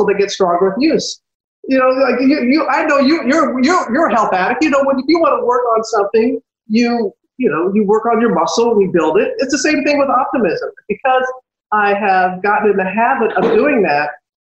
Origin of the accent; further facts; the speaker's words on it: United States; my hometown was destroyed by Hurricane Katrina